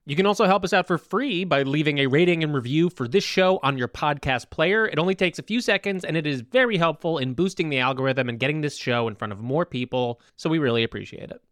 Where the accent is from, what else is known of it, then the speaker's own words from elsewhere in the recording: Jersey Shore, New Jersey, United States; moved away; I grew up on the Jersey Shore in a shore town.